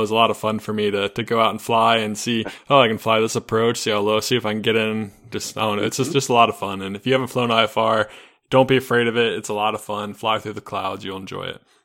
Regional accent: Charlotte, North Carolina, United States; I'm from Charlotte, North Carolina

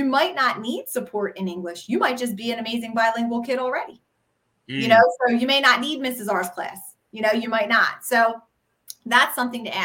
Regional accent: Philadelphia, Pennsylvania, United States; people pick out I'm from Philly pretty quick

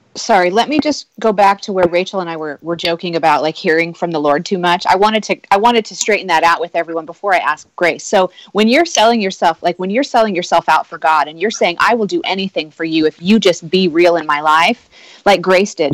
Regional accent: Nebraska, United States; I grew up in in a, in a, the heartland of America. I was practically born a Christian because it's what you do. I'm from Nebraska.

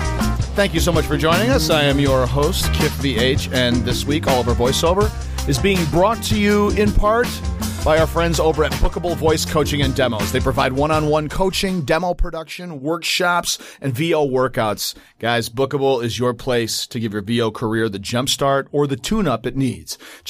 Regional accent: Cutlerville, Michigan, United States; it was really interesting as a white, very white, you know, Dutch, descendant growing up in Cutlerville in Grand Rapids, Michigan

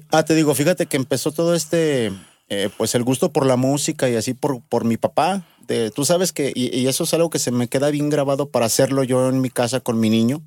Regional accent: Aguascalientes, Mexico; soy nacido aquí en Aguascalientes

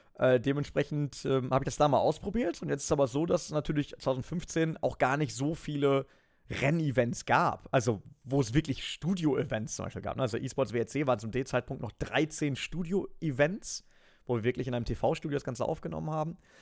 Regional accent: Germany; ich bin an der Grenze aufgewachsen

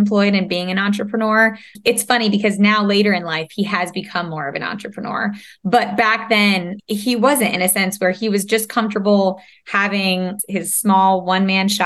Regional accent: upstate New York, United States; also born or lived in Savannah, Georgia; now in North Carolina, United States; Now we're in the South, but upstate New York, way back when

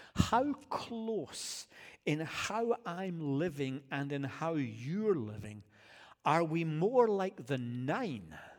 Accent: Scotland, United Kingdom; now in United States; as a Scottish guy

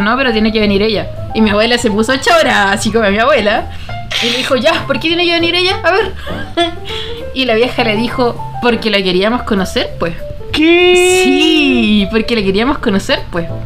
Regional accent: Punta Arenas, Magallanes and Chilean Antarctica, Chile; De Punta Arena

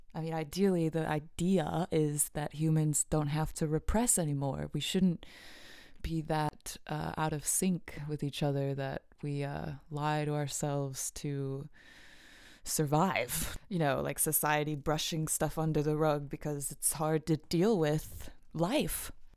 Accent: Illinois, United States; I grew up in Illinois where earthquakes don't happen there

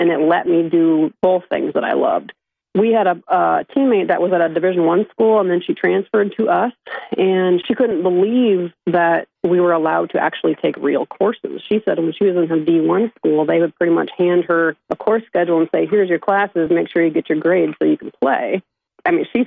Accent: Sibley, Iowa, United States; born or raised there

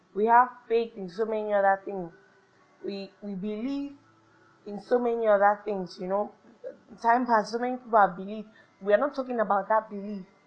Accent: Nigeria; I'm Nigerian. No matter what I do, I'm Nigerian

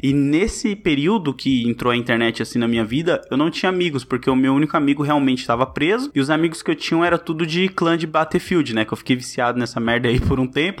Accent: São Paulo, Brazil; eu sou paulista mesmo, então tem muita gíria que é, ter, é local daqui

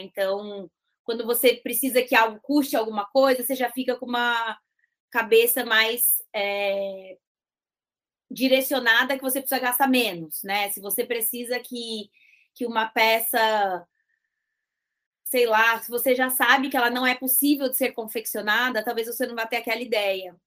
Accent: interior of São Paulo, Brazil; minha família é do interior

